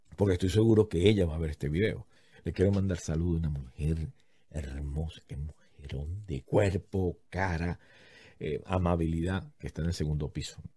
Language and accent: Spanish; Venezuela; now in United States; vengo a sacar mi pasaporte. Soy venezolano y no hay para sacar el pasaporte en Estados Unidos